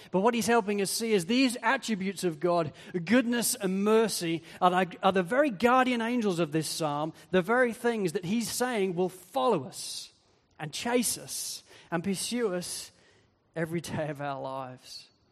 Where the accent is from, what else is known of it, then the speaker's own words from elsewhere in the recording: Wales, United Kingdom; I come from Wales, where so many people are hill sheep farmers